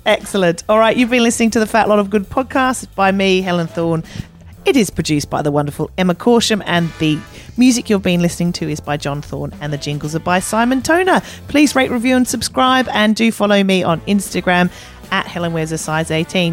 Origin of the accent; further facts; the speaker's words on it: Australia; I was a big chunky girl growing up. And in Australia